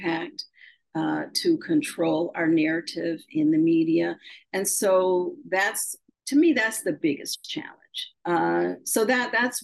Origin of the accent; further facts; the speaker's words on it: Shaker Heights, Ohio, United States; I grew up in Shaker Heights, Ohio.